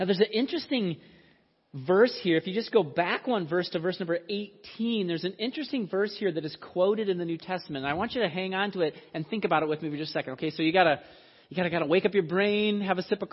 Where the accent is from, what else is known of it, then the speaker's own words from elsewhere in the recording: Iowa, United States; I was born in Iowa and raised in Iowa